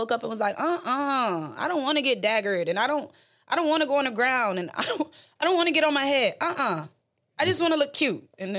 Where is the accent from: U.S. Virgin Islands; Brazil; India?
U.S. Virgin Islands; My parents are St. Lucian. I'm from the Virgin Islands, so I'm not even Jamaican.